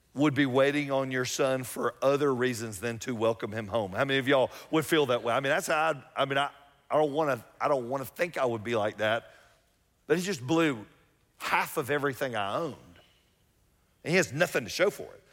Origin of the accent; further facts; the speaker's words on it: Atlanta, Georgia, United States; I grew up here in Atlanta